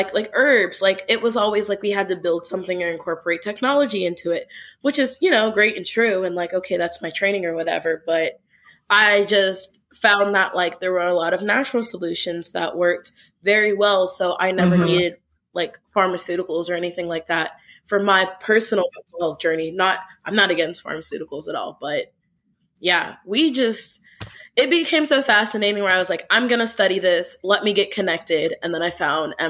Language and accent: English; Pittsburgh, Pennsylvania, United States; moved away as an adult; now in St. Louis, United States; I'm originally from Pittsburgh. I moved out here for grad school